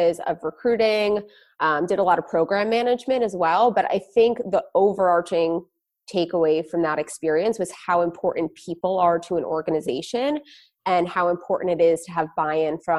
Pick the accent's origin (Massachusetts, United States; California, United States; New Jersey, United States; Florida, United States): New Jersey, United States; I grew up in a suburb of New Jersey, so not too far from New York